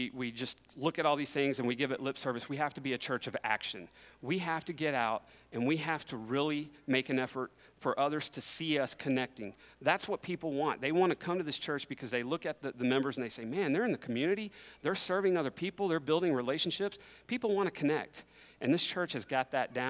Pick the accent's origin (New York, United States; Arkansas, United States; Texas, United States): Texas, United States; Kerrville; also born or lived in Medina, Texas; I was born here in Kerrville. I was raised here. I attended this church for many years until my family moved out to Medina, where I grew up out at Arms of Hope